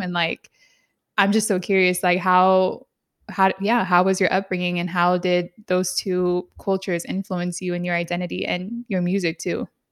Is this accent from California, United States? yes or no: yes; San Diego, California, United States; also born or lived in San Jose, California; I grew up in Southeast San Diego